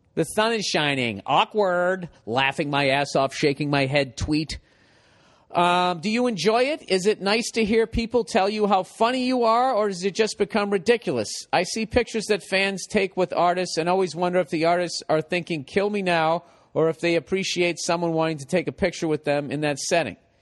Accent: Massachusetts, United States; I come from Massachusetts

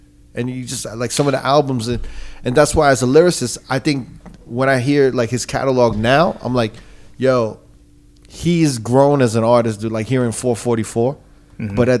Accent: New Jersey, United States; I'm from Jersey, but you know, I've been in New York all the time.

